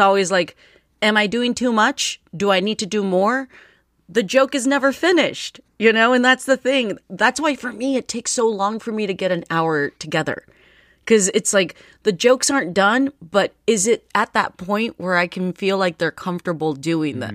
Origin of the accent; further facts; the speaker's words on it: United States; English is a second language; Before they moved to the United States, I was born here and I learned English off of T V